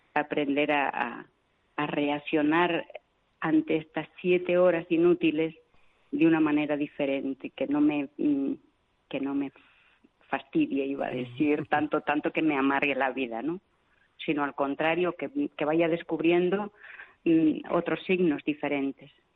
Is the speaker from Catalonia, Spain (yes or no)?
no; Vitoria-Gasteiz, Basque Country, Spain; moved away as an adult; also born or lived in Venezuela / Argentina; now in Yaoundé, Cameroon; yo soy de Vitoria